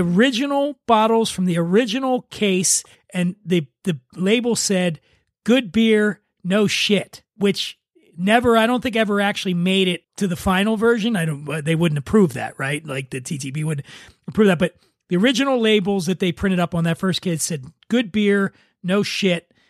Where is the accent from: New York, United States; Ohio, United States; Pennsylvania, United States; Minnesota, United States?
Pennsylvania, United States; Philadelphia; now in Los Angeles, United States; I grew up in Northeast Philadelphia